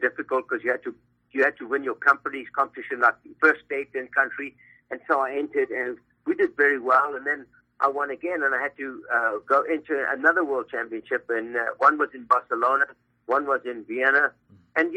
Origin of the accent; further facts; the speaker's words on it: South Africa; now in Los Angeles, United States; I'm from South Africa.